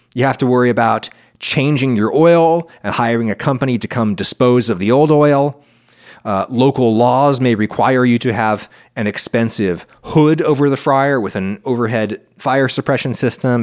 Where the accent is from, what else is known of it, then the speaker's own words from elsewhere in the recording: central Pennsylvania, United States; when I was a kid in school, white people in the little central Pennsylvania school where I was